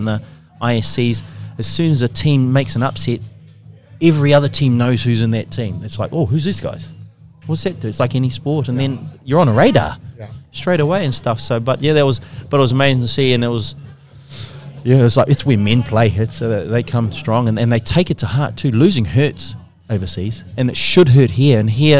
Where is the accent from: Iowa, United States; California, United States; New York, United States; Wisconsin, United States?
Wisconsin, United States; it was in Eau Claire, and we're from Wisconsin, so we were like, we were the world champs that night.